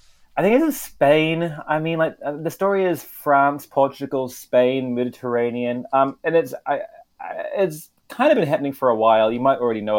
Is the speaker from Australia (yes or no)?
no; New Zealand; in my home country, New Zealand